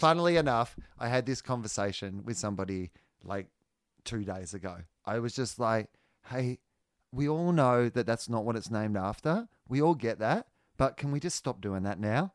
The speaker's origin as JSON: {"language": "English", "country": "Australia", "said": "Australian comedians can travel quite well, because we were raised both on the British and American"}